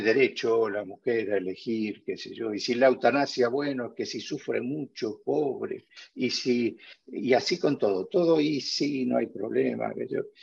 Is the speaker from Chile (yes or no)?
no; Argentina; now in Spain; Yo soy argentino y, hace, hace, muchos años vivo acá, pero no tantos